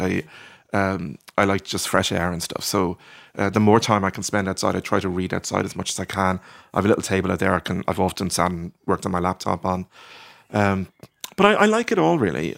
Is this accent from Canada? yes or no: no; Ireland; also born or lived in Norwich, England; it was quite nice being Irish there